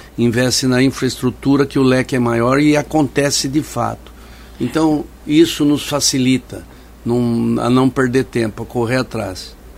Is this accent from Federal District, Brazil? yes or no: no; São Paulo, Brazil; a cidade que onde nasci, cresci, estabeleci família